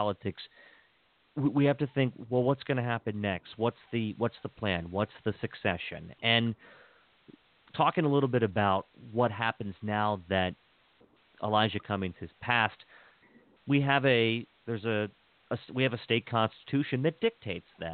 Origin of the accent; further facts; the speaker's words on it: Western Maryland, United States; I first was introduced into Baltimore City as a little boy growing up in Western Maryland